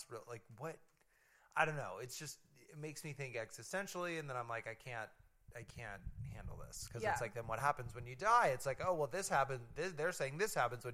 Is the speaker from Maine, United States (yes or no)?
no; Nebraska, United States; I'm from Nebraska